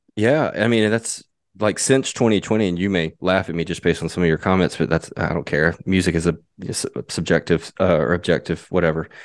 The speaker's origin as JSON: {"language": "English", "region": "Mississippi", "country": "United States", "tie": "born or raised there", "also_born_or_lived": "Tupelo, Mississippi / Memphis, Tennessee", "moved": "yes", "said": "I, I grew up in Mississippi, I lived in Tupelo for a while, I moved to Memphis from Tupelo"}